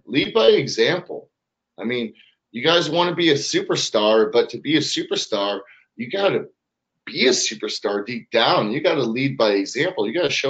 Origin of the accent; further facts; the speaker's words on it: Canada; Oh, we're from Canada. What up?